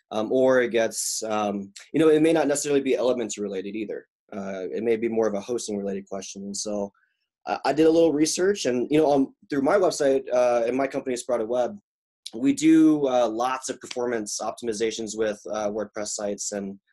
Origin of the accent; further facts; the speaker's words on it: Mississippi, United States; So I was in a military family and I grew up in the South. And as a Korean kid in the 90s in Mississippi, that was kind of a weird moment.